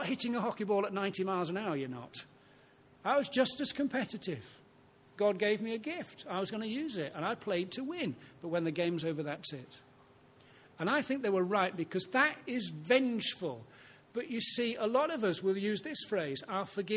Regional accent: Ilkley, Yorkshire and the Humber, United Kingdom; I was brought up on Ilkley Moor

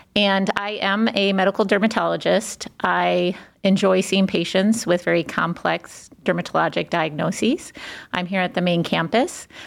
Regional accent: Cleveland, Ohio, United States; moved away as an adult; also born or lived in Washington, D.C. / New Haven, Connecticut; I was born in Cleveland, left and lived on both coast, but of course came back to Cleveland

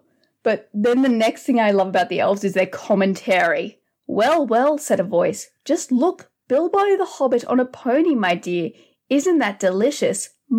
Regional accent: Australia; accent: Australian; I always wonder, is my Elvish accent too bogan?

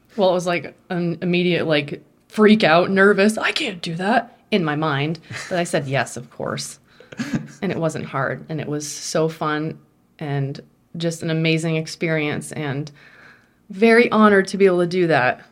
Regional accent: Vermont, United States; moved away as an adult; I was born and raised in Vermont in a very small

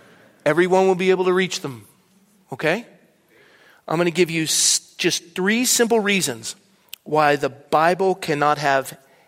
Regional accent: Ireland; I'm not angry, I'm Irish.

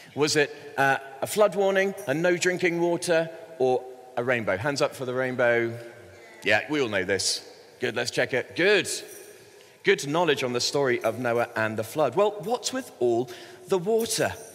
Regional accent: Bristol, South West England, United Kingdom; I grew up in Bristol in the southwest

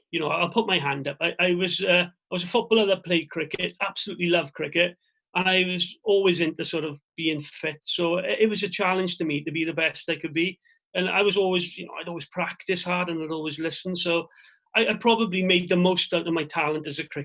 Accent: Swansea, Wales, United Kingdom; my hometown club

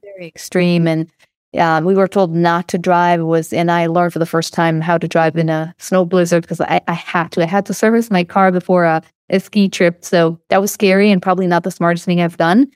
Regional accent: Israel; accent: Israeli; moved away as an adult; now in California, United States; I don't know if you can hear from my accent, but I'm Israeli

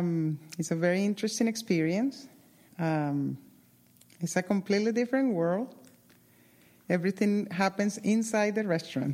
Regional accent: Colombia; now in Doylestown, United States; I am from Colombia

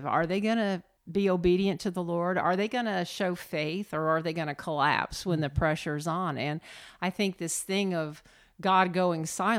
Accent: Indiana, United States; I'm from Indiana.

